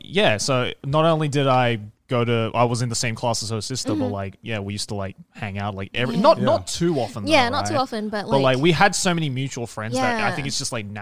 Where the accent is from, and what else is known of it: Australia; born or raised there; accent: Australian; now in Japan